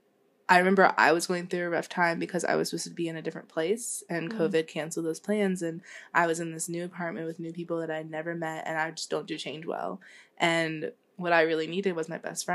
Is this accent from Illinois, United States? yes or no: no; Charlotte, North Carolina, United States; I'm from Charlotte